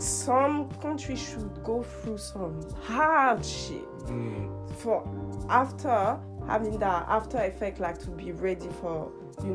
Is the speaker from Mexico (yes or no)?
no; France; moved away; I grew up in France. Like, I'm born in France, I'm French